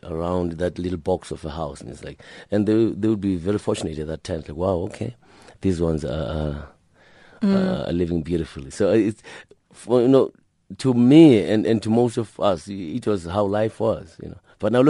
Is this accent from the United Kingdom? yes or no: no; Gugulethu, Western Cape, South Africa; I grew up in Gugulethu, and in Gugulethu, they most of the houses then, they were like a train, you know, like one house is connected to the next one by just one layer of bricks.